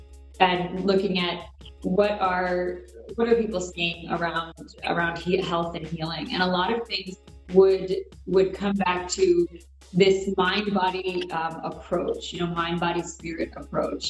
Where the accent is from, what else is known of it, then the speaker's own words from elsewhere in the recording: United States; I'm Indian American. I was born in the U.S.